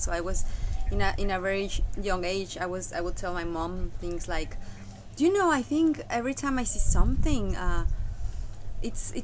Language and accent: English; Mexico; moved away; I come from Mexico.